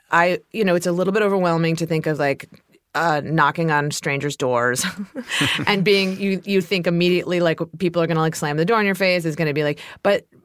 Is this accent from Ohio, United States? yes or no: yes; Ohio, United States; even though I'm from Ohio